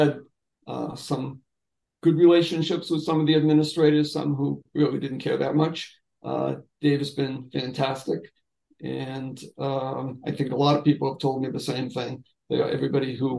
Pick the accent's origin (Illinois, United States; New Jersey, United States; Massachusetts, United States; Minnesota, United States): Massachusetts, United States; Everett; I grew up in Everett and belonged to a youth organization